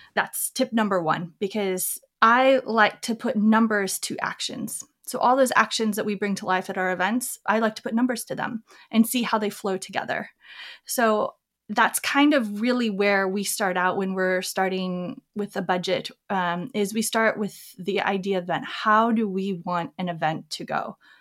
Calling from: Seattle, Washington, United States; I'm calling from Seattle

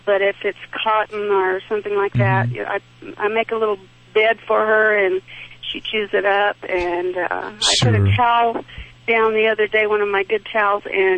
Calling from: Thoreau, New Mexico, United States; I'm calling from a little town in New Mexico called Thoreau.

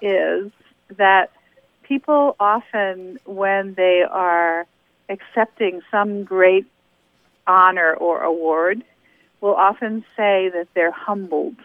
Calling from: Burlington, Vermont, United States; right now I'm calling from Warren, Vermont, but I live in Burlington, Vermont

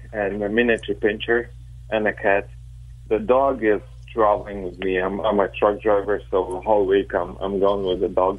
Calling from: Chicago, Illinois, United States; Chicago, Illinois.

